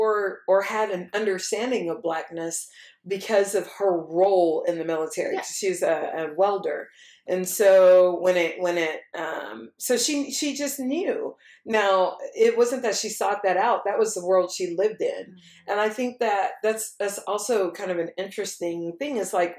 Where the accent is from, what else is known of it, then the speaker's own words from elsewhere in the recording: Texas, United States; I'm like, Texas. They're like, no, but I mean, originally. I'm like, yeah, no, originally I'm from mm-hmm. here.